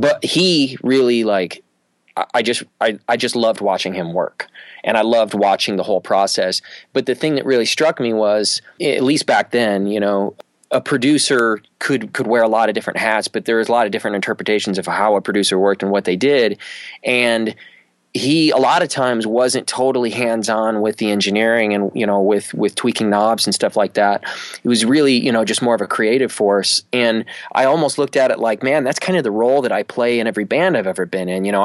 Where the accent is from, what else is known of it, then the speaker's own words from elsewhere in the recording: Michigan, United States; moved away as an adult; also born or lived in Austin, Texas; I grew up in Michigan, and there weren't a lot of bass players where I grew up